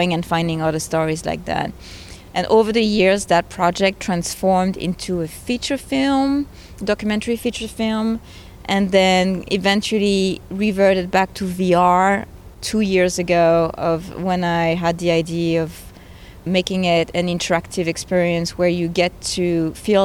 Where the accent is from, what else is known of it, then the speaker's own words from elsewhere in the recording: France; moved away; I'm originally from France